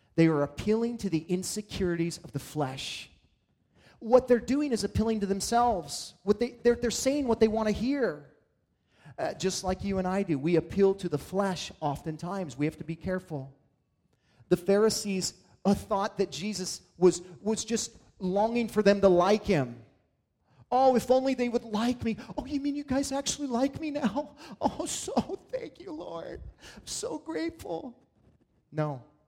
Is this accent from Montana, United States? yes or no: yes; Montana, United States; as a kid in, growing up in Montana